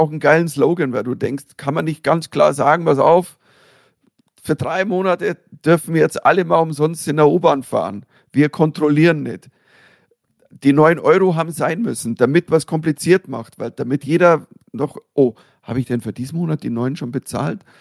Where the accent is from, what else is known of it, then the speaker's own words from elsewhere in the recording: Germany; nur als äh, Deutscher